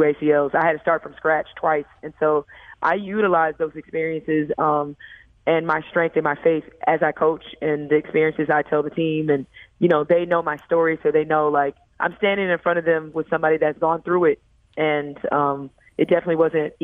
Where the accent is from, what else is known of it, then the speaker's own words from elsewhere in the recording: St. Louis, Missouri, United States; moved away; bring my team to my hometown and bring them to kind of, for them to see where I'm from and my roots